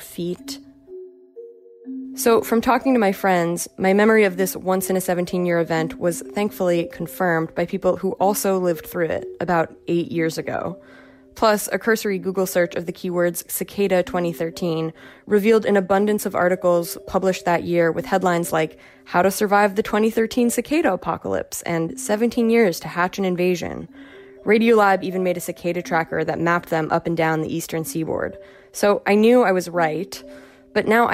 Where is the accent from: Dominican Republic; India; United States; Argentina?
United States; Nyack, New York; I was in high school in my hometown of Nyack, New York, about 20 miles north of New York City